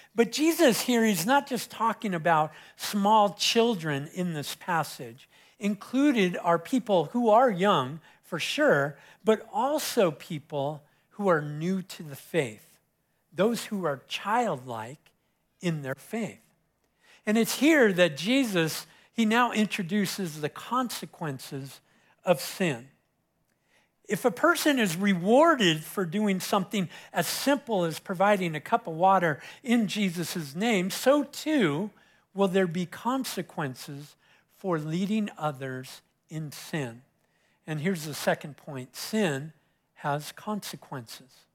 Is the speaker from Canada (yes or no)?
no; Southern California, United States; moved away; I was growing up in Southern California, uh, I, my beach was Huntington Beach, so I was about twenty or twenty-five minutes from Huntington